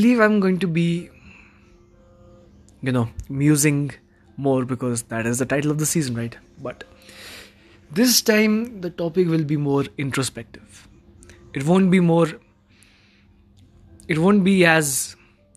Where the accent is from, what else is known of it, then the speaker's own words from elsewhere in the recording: Manali, Himachal Pradesh, India; my hometown, which is Manali.